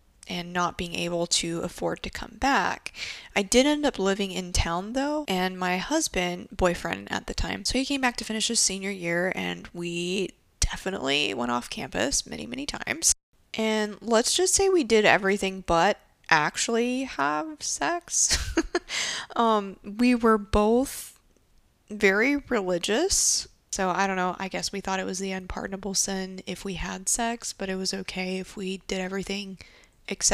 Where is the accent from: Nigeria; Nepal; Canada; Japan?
Japan; growing up in Japan